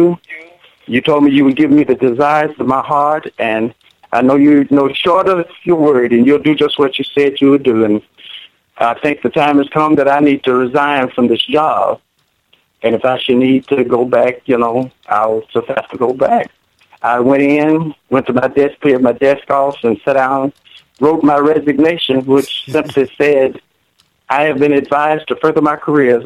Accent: Nashville, Tennessee, United States; I grew up here in Nashville, Tennessee. I'm a native Nashvillian. I was born and raised here.

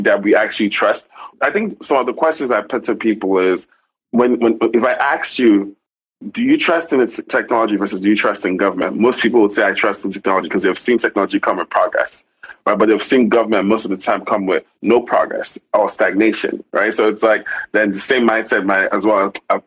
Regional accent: Nigeria; Especially being Nigerian, right? We live in a very dysfunctional environment

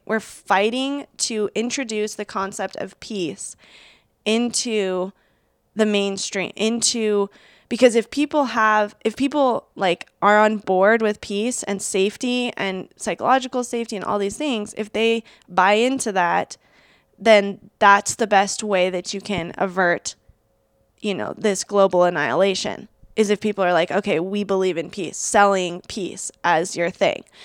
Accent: Seattle, Washington, United States; I grew up in Seattle

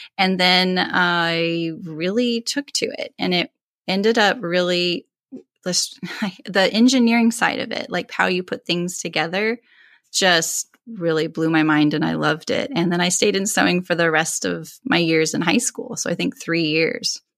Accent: California, United States; originally from California, and that's where I reside now

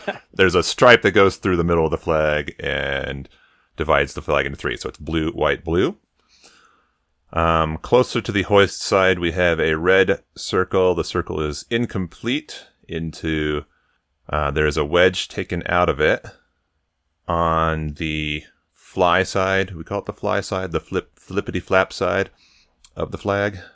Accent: Colorado, United States; I'm from Colorado

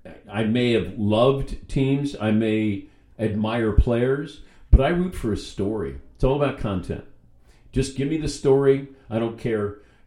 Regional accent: Cincinnati, Ohio, United States; Yeah, I grew up in Cincinnati.

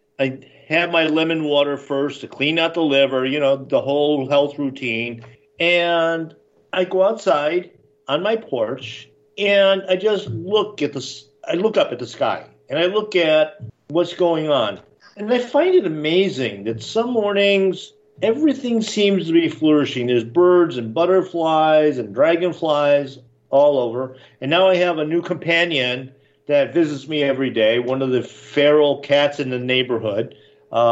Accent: Buffalo, New York, United States; now in Florida, United States; I grew up in Buffalo, New York.

